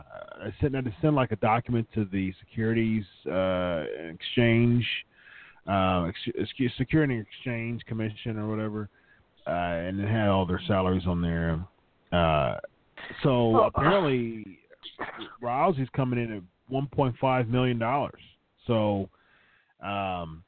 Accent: Columbus, Ohio, United States; my hometown, Columbus, Ohio.

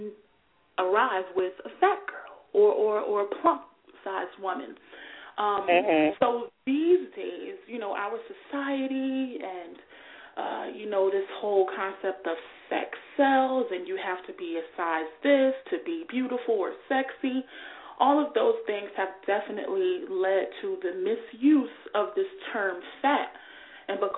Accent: Newark, New Jersey, United States; my hometown of Newark, New Jersey

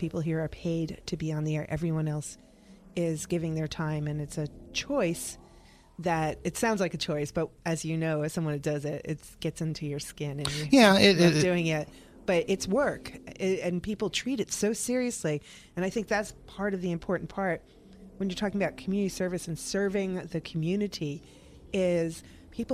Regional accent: New York, United States; now in Tampa, United States; I'm a mutt from New York

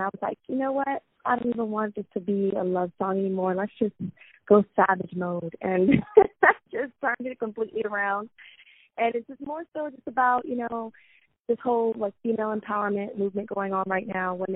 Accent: Richmond, United States; I grew up in Richmond

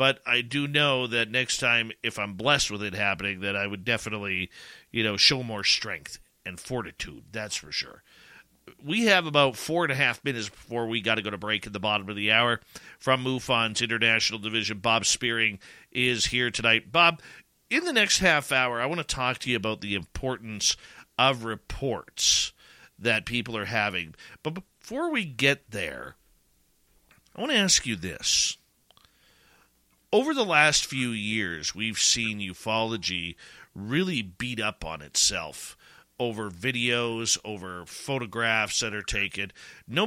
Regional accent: Canada; being Canadian

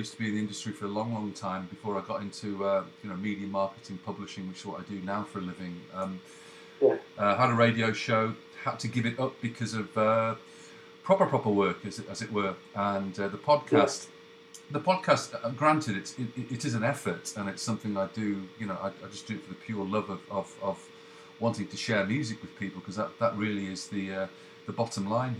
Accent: England, United Kingdom; now in Canada; That's almost correct. I'm English. I live in Canada

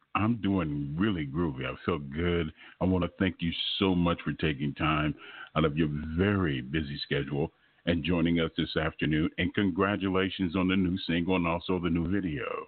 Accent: Los Angeles, California, United States; moved away; I'm originally from Los Angeles

